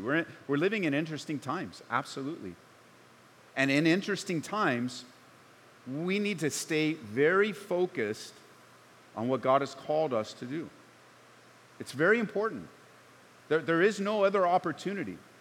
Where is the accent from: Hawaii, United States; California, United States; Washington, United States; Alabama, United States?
California, United States; Southern; now in Colorado, United States; I grew up in Southern Cal